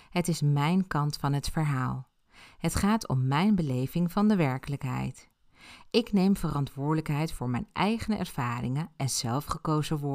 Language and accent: Dutch; Ibiza, Balearic Islands, Spain; Ik ben op Ibiza geboren en heb mijn jeugd daar doorgebracht.